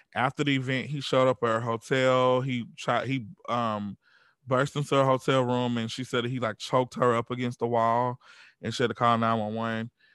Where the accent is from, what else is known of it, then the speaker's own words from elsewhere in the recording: Georgia, United States; we grew up in the South. We grew up in Georgia.